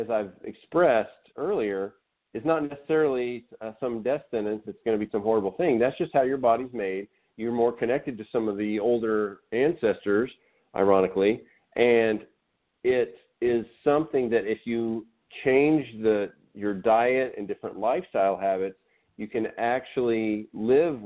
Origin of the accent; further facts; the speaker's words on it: Arkansas, United States; I'm from Arkansas, so we played barefoot